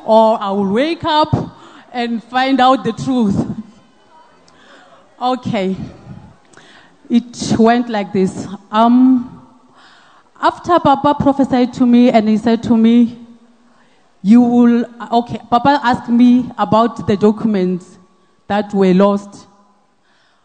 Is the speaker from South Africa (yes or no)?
yes; Mokopani, Limpopo, South Africa; I'm originally from Limpopo, Polokwane, Mokopani